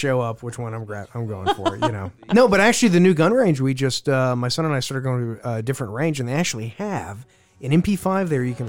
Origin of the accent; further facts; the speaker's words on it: Louisiana, United States; I'm from Louisiana